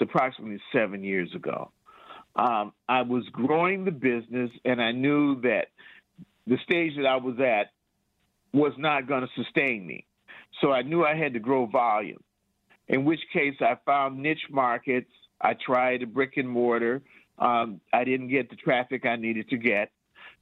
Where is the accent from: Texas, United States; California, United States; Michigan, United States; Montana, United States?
Michigan, United States; Detroit; also born or lived in Lansing, Michigan; I'm from Detroit